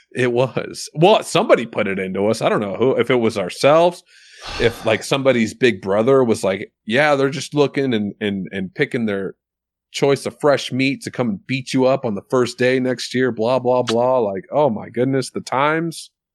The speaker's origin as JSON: {"language": "English", "town": "Soldotna", "region": "Alaska", "country": "United States", "tie": "born or raised there", "also_born_or_lived": "Milwaukee, Wisconsin, United States", "lives_now": "Eagle River, United States", "said": "I went to elementary school in Milwaukee till second grade, and then second grade moved back to Soldotna"}